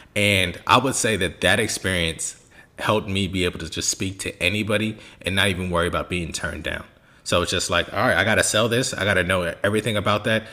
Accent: Bay Area, California, United States; also born or lived in Germany / England; born and raised in the Bay Area.

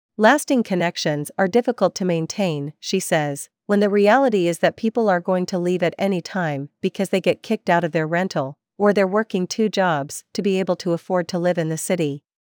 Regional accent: Vancouver, British Columbia, Canada; Vancouver is my hometown

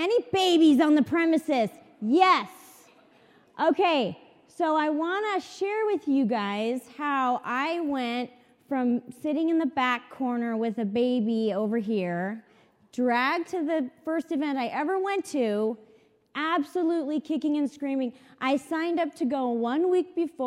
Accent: San Clemente, California, United States; I'm from San Clemente, California.

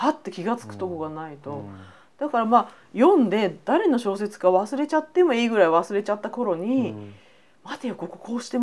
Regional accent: Tokyo, Japan

